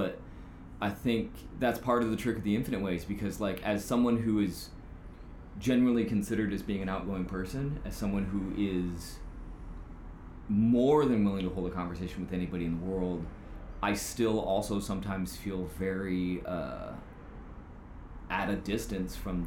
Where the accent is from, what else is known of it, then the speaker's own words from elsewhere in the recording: Lansing, Michigan, United States; I was born in Lansing, Michigan, which is the capital